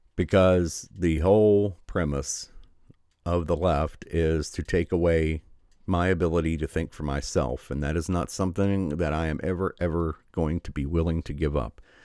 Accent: Michigan, United States; my home state of Michigan

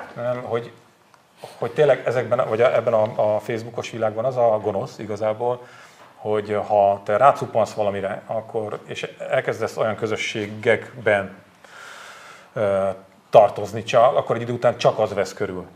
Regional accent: Borsod-Abaúj-Zemplén, Hungary; moved away; én Borsodabói Zemplén megyei vagyok

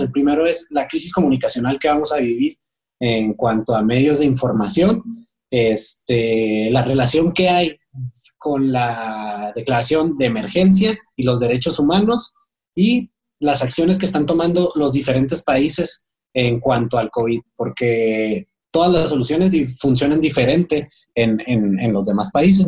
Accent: Mexico; esa es la crisis que nos espera como mexicanos

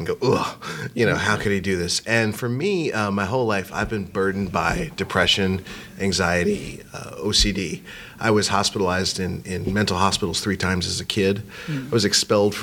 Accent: Hempstead, New York, United States; I grew up in Hempstead.

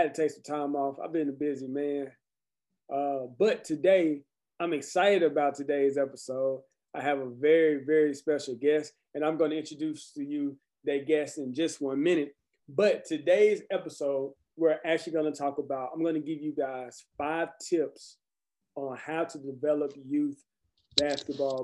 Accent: Conway, United States; my hometown in Conway

